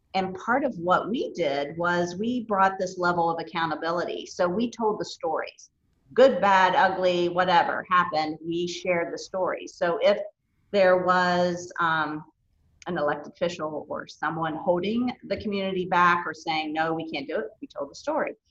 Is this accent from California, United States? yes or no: no; Elkview, West Virginia, United States; also born or lived in Clay County, West Virginia; growing up in rural Appalachia